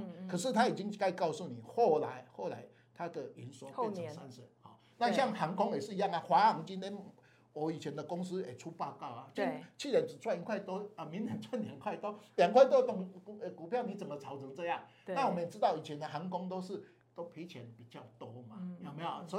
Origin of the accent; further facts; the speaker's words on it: Taiwan; 我们台湾人不喜欢减资嘛